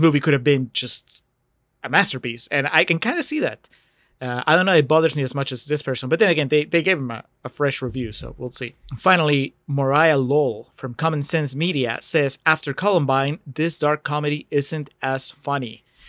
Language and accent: English; Peru; moved away; I grew up in Peru